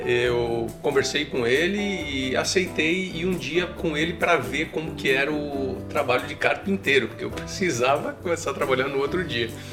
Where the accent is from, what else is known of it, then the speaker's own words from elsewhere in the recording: São Paulo, Brazil; moved away as an adult; also born or lived in Germany / United States; now in Canada; sou de São Paulo originalmente, uh, cresci em São Paulo